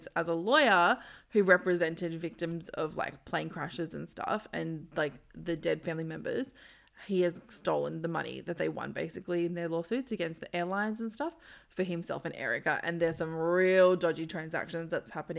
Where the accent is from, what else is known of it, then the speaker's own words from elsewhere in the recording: Sydney, New South Wales, Australia; the neighborhood that I grew up in Concord, in Sydney